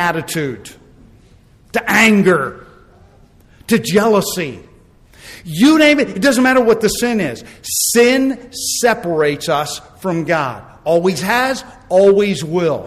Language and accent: English; United States; I'm an American